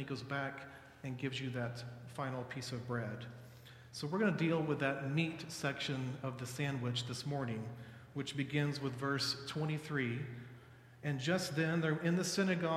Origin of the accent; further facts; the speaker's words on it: Dallas, Texas, United States; I'm from Dallas.